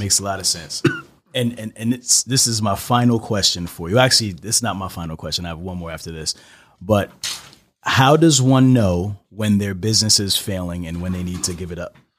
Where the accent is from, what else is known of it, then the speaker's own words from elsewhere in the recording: New York City, New York, United States; I'm from Brooklyn.